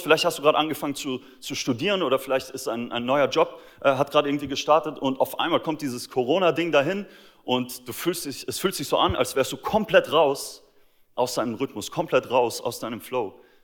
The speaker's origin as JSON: {"language": "German", "country": "Austria", "tie": "born or raised there", "moved": "yes", "said": "mein Heimatland Österreich"}